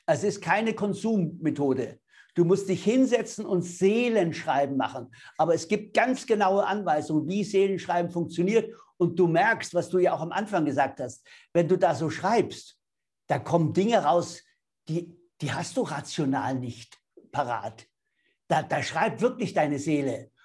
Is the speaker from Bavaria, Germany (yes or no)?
yes; Bavaria, Germany; ich bin Bayer.